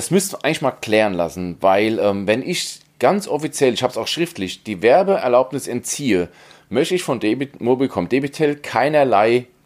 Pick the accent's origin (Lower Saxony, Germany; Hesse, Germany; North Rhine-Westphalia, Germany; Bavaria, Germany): Hesse, Germany; da fällt man als Hesse dran vorbei.